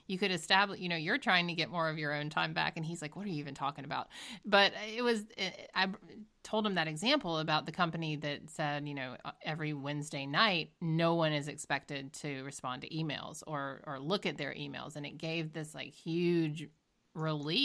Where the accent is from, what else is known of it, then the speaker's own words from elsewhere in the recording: Georgia, United States; now in Boston, United States; I'm from Georgia